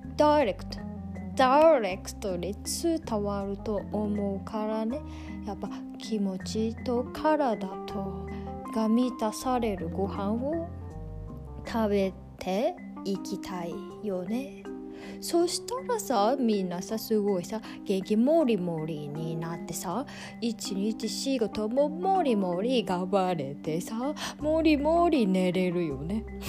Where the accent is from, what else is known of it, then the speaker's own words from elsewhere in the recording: Kansai, Japan; accent: Kansai dialect; 関西弁出てきた